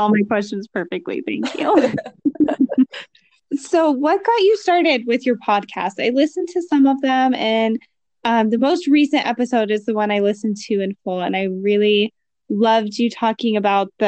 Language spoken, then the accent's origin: English; Louisiana, United States; moved away; I'm from Louisiana, so I grew up in nature. And then when I moved to the city